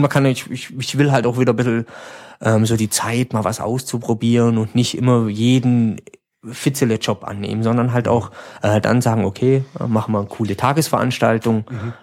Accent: Schönenbach, Baden-Württemberg, Germany; ich komme aus Hörenbach, das ist so neben Furtwangen, so ein kleines Schwarzwald

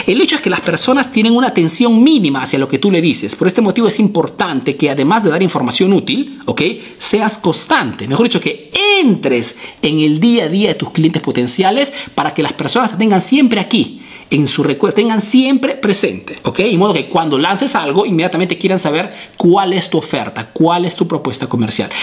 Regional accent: Peru; now in Italy; soy un emprendedor peruano que radica, vive aquí en Italia

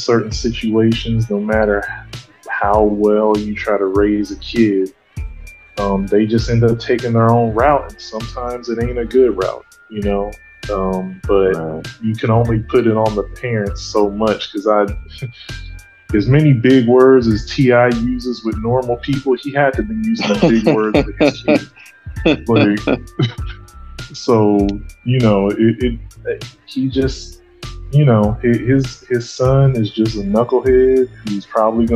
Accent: San Jose, California, United States; I'm from San Jose, which is not too far from Oakland

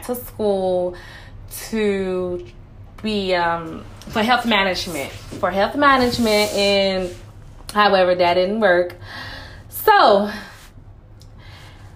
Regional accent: Miami, Florida, United States; I'm from Miami

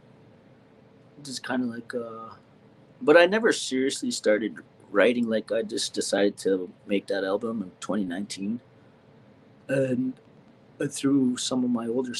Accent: Canada; up here, and I'm pretty sure a lot of places in Canada, that when you're around your hometown, especially these small towns

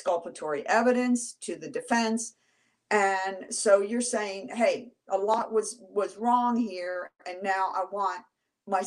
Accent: Washington, District of Columbia, United States; I was born and raised in Washington, D.C., did all my schooling there

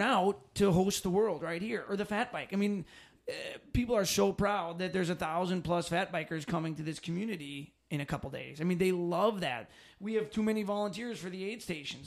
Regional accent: Phillips, Wisconsin, United States; moved away as an adult; was originally from Phillips

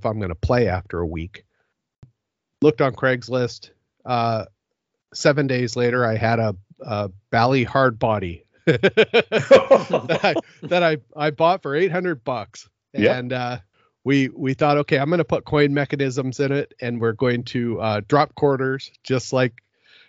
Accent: Seattle, Washington, United States; also born or lived in West Coast; now in Vancouver, Canada; Originally, I'm from Seattle, and then I moved around the West Coast for a little bit, and then ended up in the Vancouver area.

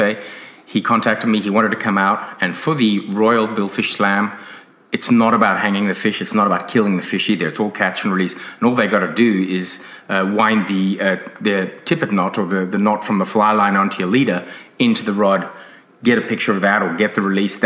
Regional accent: South Africa; now in Australia; When I grew up in South Africa

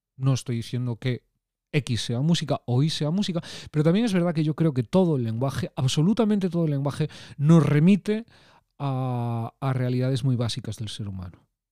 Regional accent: from a town on the Atlantic coast, Galicia, Spain; como buen chico peculiar gallego de un pueblo de la costa atlántica

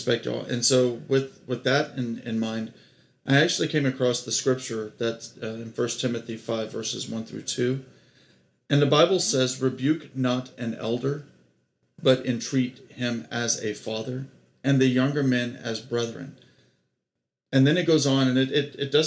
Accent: Texas, United States; moved away; I'm here in my hometown in Texas

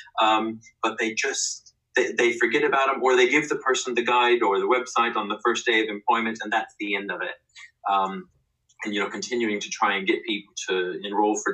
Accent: United States; moved away as an adult; now in United Kingdom; as an American employee

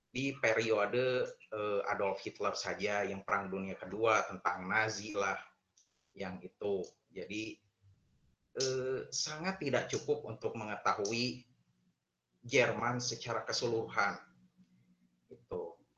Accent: Tasikmalaya, West Java, Indonesia; also born or lived in Garut; dan saya asli Garut, namun dari kecil sampai besar, sampai SMA, saya itu sekolah di SMA Negeri 3, Kota Tasikmalaya.

